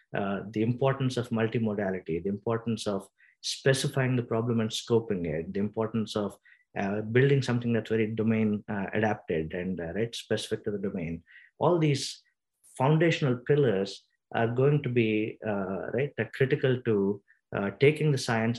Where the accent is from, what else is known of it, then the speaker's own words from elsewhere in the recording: India; moved away; I come from India